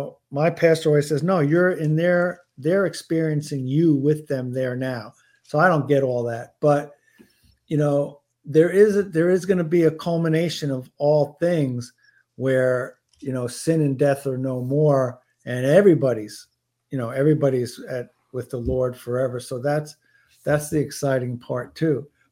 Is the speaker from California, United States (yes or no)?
no; Florida, United States; I'm from Florida. I love the warm weather.